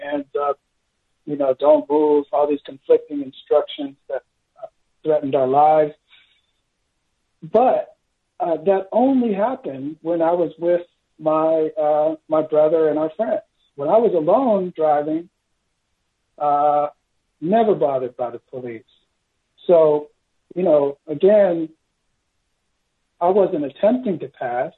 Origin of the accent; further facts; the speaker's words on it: Los Angeles, California, United States; also born or lived in Berkeley, California; now in St. Louis, United States; I grew up in Los Angeles in the 1980s. I was adopted in Berkeley. We moved down to Los Angeles.